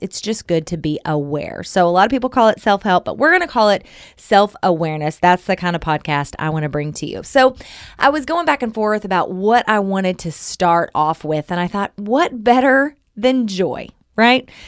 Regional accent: Southern Oklahoma, United States; moved away; I'm from Southern Oklahoma.

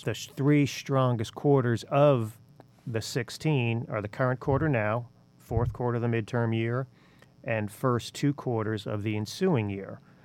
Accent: New York City, New York, United States; moved away; even though I was born in the Bronx

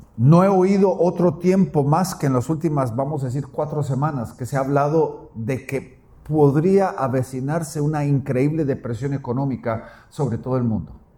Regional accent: Guatemala; mi tierra Guatemala

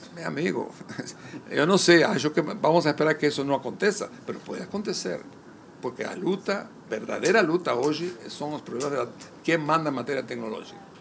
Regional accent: Uruguay; also born or lived in Spain; Yo nací en España. fui de tres años con mi madre. Mas no es que pegamos su barco, llegamos a Uruguay y nos instalamos

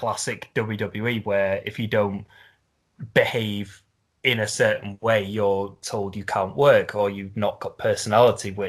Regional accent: Liverpool, North West England, United Kingdom; Liverpool, which is basically my hometown

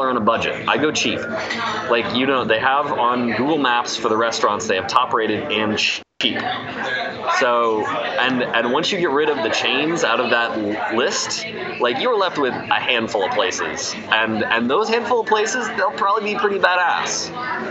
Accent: Indiana, United States; also born or lived in Ohio / Alabama; I'm from Indiana. Like, I was born in Ohio. I lived for a moment, like a hot minute in Alabama, near Atlanta. And then I've pretty much grown up in Indiana since I was like six

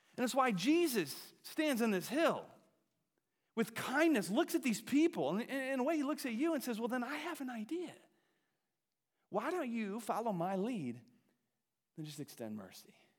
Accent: Wisconsin, United States; I grew up in Wisconsin, home of the hunters

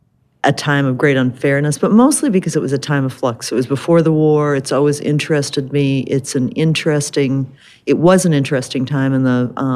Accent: Michigan, United States; also born or lived in New York; now in Livingston, United States; I've lived in Livingston, Montana for 30 years. I've lived in other places too. I lived in New York. I grew up in Michigan.

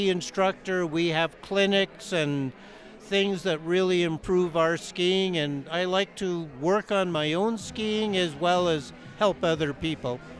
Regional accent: Canada; moved away as an adult; now in Breckenridge, United States; I came here from Canada 30 years ago. And in Canada, I was a ski instructor there for about 15 years.

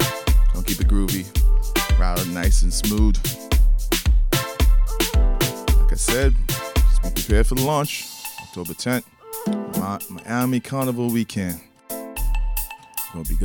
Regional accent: London, United Kingdom; I'm a Londoner.

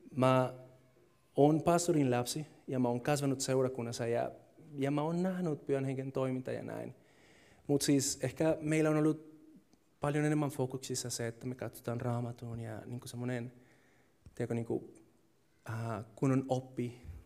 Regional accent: Colombia; Finnish is a second language; now in Finland; Kolumbiassa, mistä mä oon kotoisin

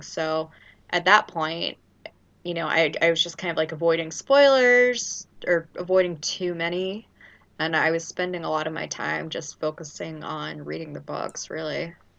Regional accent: Louisiana, United States; I'm from Louisiana

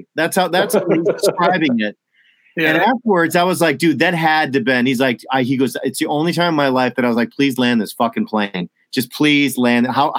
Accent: United States; It was the first time as an American

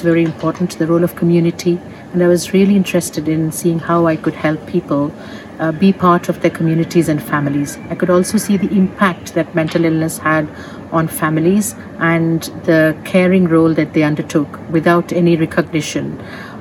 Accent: Mumbai, Maharashtra, India; moved away as an adult; also born or lived in Rajahmundry, India; now in United Kingdom; My father migrated to Mumbai when I was a few months old, and therefore I came to live in Mumbai with my family, Bombay as it was called then. And I grew up there

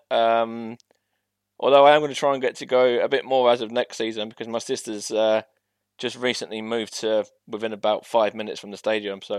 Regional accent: Stevenage, East of England, United Kingdom; my hometown obviously is is Stevenage

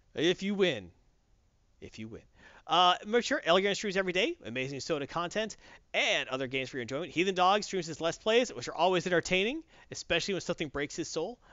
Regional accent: the South, United States; I'm from the South

